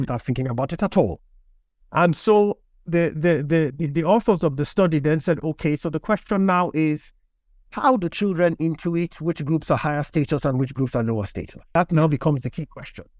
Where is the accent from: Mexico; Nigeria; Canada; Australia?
Nigeria; Lagos; moved away as an adult; also born or lived in Warsaw, Poland; now in United Kingdom; I grew up in Nigeria. Um, I was born to a Nigerian father and a Polish mother. Uh, so I lived in Lagos for the first seventeen years of my life